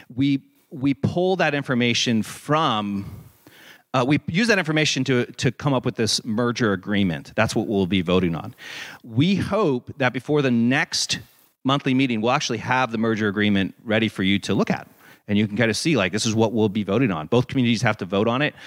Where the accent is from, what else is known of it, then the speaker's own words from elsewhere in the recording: Hicksville, Ohio, United States; moved away; I grew up in Hicksville, Ohio, and my mom had a garden